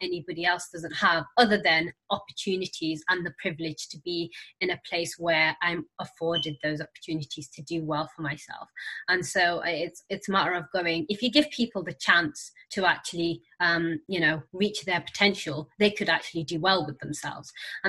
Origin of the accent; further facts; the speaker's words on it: Senegal; now in United Kingdom; I was a refugee when I arrived in the UK. So I came from Senegal.